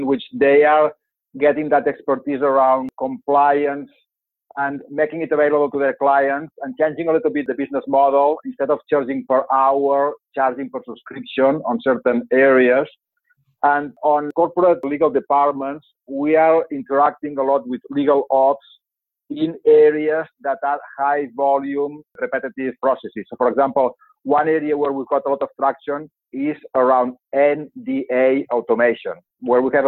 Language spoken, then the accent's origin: English; Barcelona, Catalonia, Spain; English is a second language; moved away as an adult; also born or lived in London, United Kingdom / Bay Area, United States; now in United States; as you can gather from my accent, I'm not from here. So born and raised in Barcelona